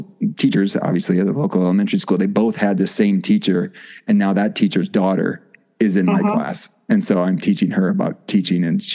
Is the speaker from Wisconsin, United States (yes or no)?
yes; Wisconsin, United States; moved away as an adult; now in Mississippi, United States; I live in Mississippi now, but yes, I'm from Wisconsin